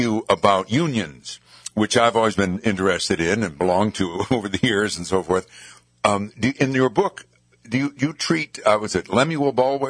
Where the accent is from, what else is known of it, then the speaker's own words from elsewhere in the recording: Amsterdam, New York, United States; growing up in Amsterdam